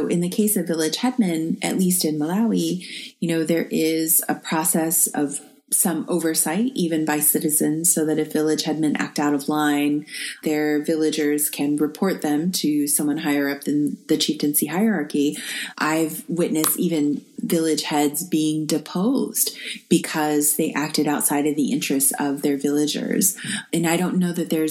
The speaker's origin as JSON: {"language": "English", "country": "United States", "said": "as an American living under the Trump administration"}